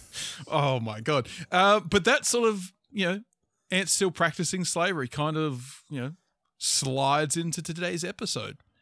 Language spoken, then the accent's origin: English; Australia; we're also Australian